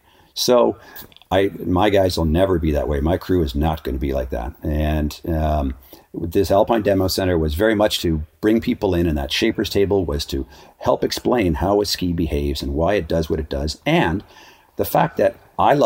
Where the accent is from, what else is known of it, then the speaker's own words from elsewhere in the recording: Ottawa, Ontario, Canada; also born or lived in Switzerland; now in Whistler, Canada; I was growing up, I was a raft guide in the summertime, ski patrol in the winter, and then I sold suits for a men's clothing store in Ottawa